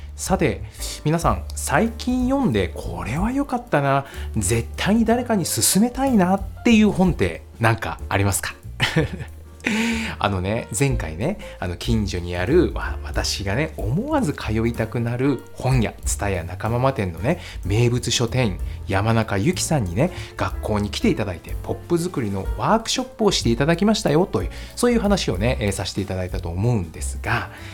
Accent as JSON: {"language": "Japanese", "town": "Nagoya", "region": "Aichi", "country": "Japan", "tie": "born or raised there", "said": "私の地元のね、名古屋"}